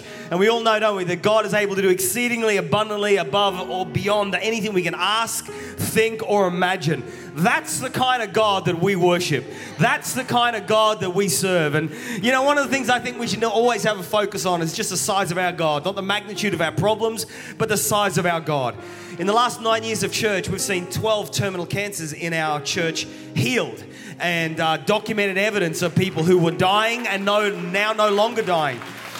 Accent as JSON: {"language": "English", "region": "England", "country": "United Kingdom", "lives_now": "Australia", "said": "Okay, I'm an Englishman, but I'm an Australian. My parents are Welsh."}